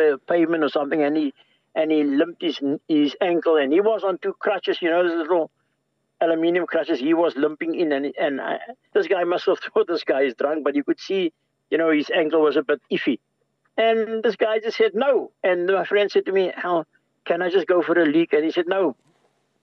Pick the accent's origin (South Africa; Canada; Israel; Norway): South Africa; now in Ireland; I'm from South Africa. This is what I experienced all my life. Now I'm here in this country.